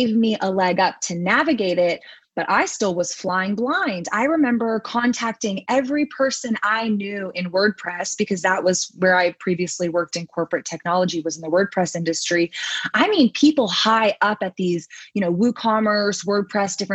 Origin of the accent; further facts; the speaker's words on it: Texas, United States; I come from Texas